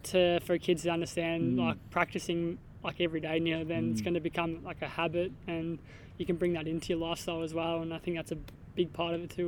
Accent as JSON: {"language": "English", "town": "Melbourne", "region": "Victoria", "country": "Australia", "also_born_or_lived": "Gippsland", "moved": "yes", "said": "I'm from Melbourne and Gippsland as well."}